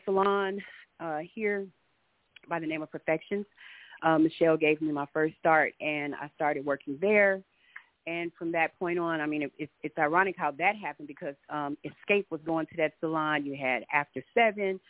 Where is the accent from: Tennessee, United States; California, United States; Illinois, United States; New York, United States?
California, United States; Los Angeles; moved away as an adult; also born or lived in Atlanta; I am originally from, well, born and raised in Los Angeles, California